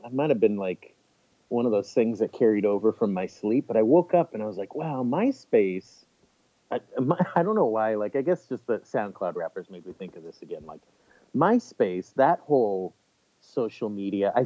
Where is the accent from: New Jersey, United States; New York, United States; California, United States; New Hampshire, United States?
California, United States; Pomona; also born or lived in Huntington Beach, California; I grew up in between Huntington Beach and Pomona in California